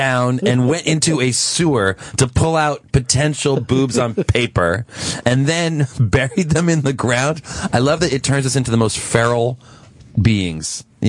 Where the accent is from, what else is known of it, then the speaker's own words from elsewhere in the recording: Princeton, New Jersey, United States; I'm from Princeton, which is right in the middle.